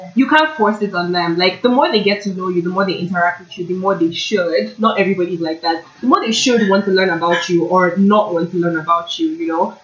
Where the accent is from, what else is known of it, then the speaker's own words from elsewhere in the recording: Nigeria; also born or lived in Toronto, Canada; now in Kingston, Canada; growing up in Nigeria, being surrounded with all these black people, I came to Canada